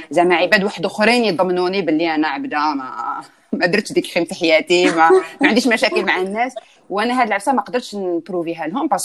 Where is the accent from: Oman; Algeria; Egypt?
Algeria; moved away; انا كي جيت من الجزائر جبت شويه معايا دراهم رحت باش نفتح ان كونت بونكير هنايا